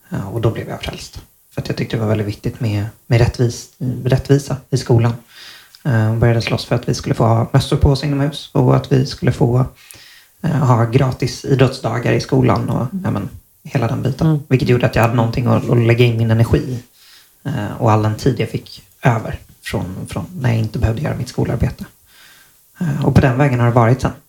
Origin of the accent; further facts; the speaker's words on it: Malmö, Skåne, Sweden; also born or lived in Stockholm; jag är född i Stockholm och flyttade ner till Malmö när jag var